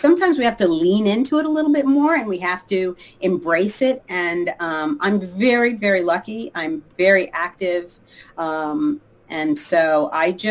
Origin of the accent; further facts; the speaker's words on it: Long Island, New York, United States; moved away as an adult; now in Los Angeles, United States; I grew up in Long Island outside of New York